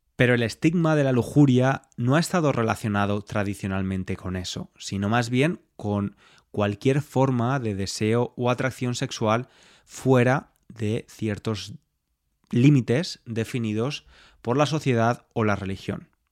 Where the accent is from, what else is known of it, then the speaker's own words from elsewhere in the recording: Spain; soy español y me crié bajo esta religión